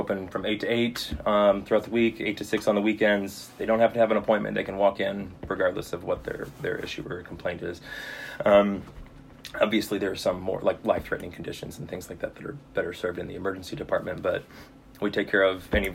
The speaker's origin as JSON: {"language": "English", "town": "Rolla", "region": "Missouri", "country": "United States", "tie": "born or raised there", "said": "I was born and raised in Rolla. So I mean, I'm kind of a local"}